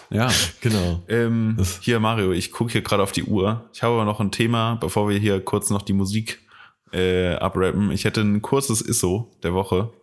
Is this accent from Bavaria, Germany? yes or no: no; Koblenz, Rhineland-Palatinate, Germany; von Koblenz, meiner Heimatstadt